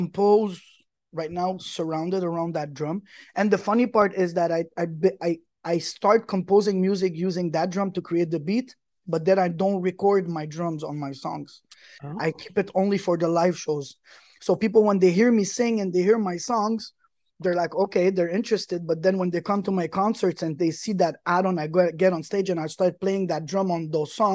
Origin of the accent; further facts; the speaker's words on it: Quebec, Canada; also born or lived in Lebanon; I'm originally from Lebanon. My parents are Lebanese. I'm born Canadian. I'm Canadian from Quebec. I'm Quebecois.